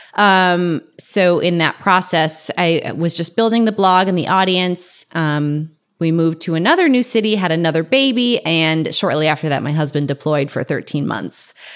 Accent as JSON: {"language": "English", "region": "North Dakota", "country": "United States", "moved": "yes", "lives_now": "San Diego, United States", "said": "I'm from North Dakota"}